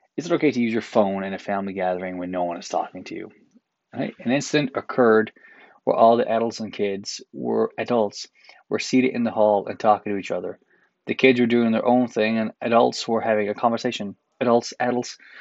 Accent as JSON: {"language": "English", "region": "Newfoundland and Labrador", "country": "Canada", "moved": "yes", "lives_now": "Toronto, Canada", "said": "as Newfoundlander, as a pasty white Newfoundlander"}